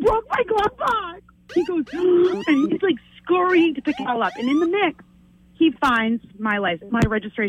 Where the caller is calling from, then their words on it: Biddeford, Maine, United States; I am from Biddeford.